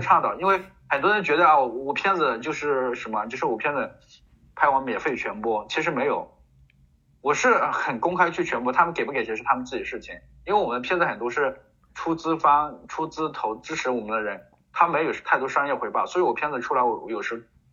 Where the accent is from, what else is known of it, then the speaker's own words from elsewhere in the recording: China; 我们就是中国人嘛